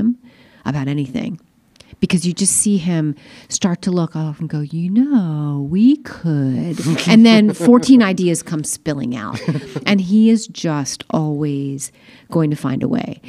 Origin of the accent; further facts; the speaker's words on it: Eastern Shore of Maryland, United States; now in Montclair, United States; I'm from Maryland, but I'm from the Eastern Shore of Maryland